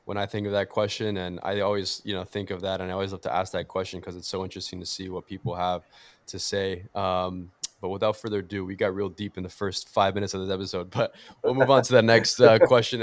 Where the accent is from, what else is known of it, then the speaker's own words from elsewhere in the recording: Miami, Florida, United States; first language Portuguese; English is a second language; also born or lived in Brazil; I am Brazilian. Both my parents were born and raised in Brazil, moved here 30 years ago. I was born in Miami, but Portuguese was my first language